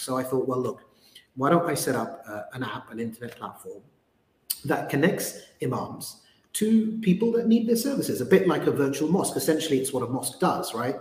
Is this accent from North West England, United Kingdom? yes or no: no; London, United Kingdom; a British Muslim growing up in London